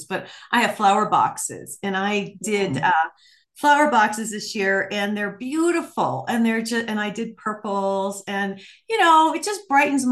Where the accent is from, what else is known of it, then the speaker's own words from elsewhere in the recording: Ohio and Michigan area, Midwest, United States; also born or lived in New Mexico; now in Arizona, United States; I grew up in Ohio and Michigan area.